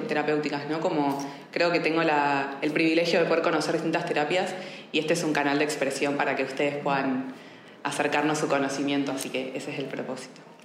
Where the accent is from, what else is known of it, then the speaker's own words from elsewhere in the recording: Argentina; also born or lived in Buenos Aires; now in Barcelona, Spain; siendo argentina y habiéndome formado de coaching en Buenos Aires